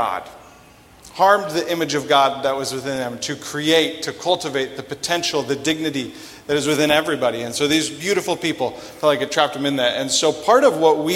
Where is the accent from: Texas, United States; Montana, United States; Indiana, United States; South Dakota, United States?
South Dakota, United States; Sioux Falls; I'm originally from Sioux Falls.